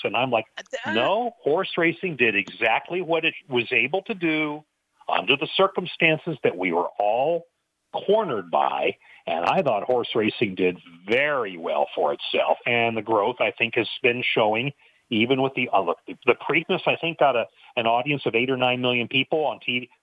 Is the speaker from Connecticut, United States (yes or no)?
no; Chico, California, United States; I grew up in, in Chico, California. I went to the same high school as Aaron Rodgers